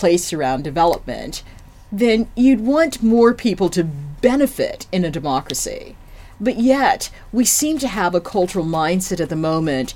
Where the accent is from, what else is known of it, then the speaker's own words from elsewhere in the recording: United States; I'm African American